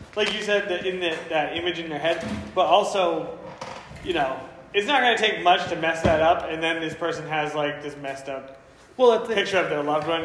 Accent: New England, United States; we're from New England

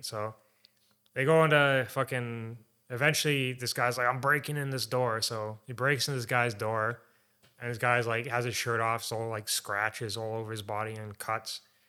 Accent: Canada; Because we're Canadian, so.

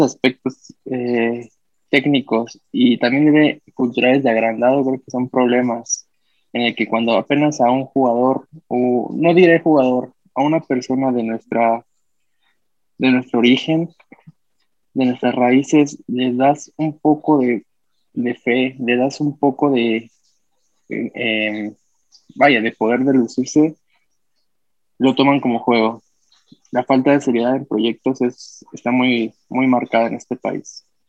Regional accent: Mexico City, Mexico; también soy chilango, soy de acá de la ciudad

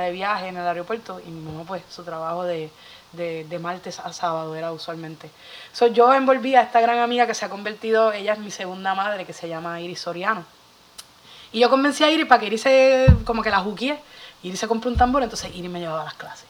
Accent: Bayamón, Puerto Rico; yo soy de Bayamón

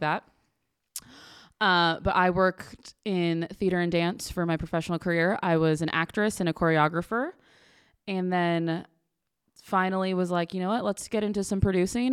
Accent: Connecticut, United States; we grew up in Connecticut

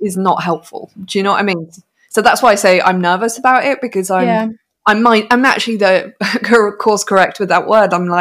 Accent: United Kingdom; the white privilege as a British woman that I have

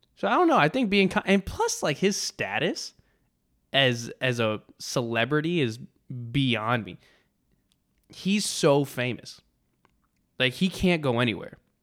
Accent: Texas, United States

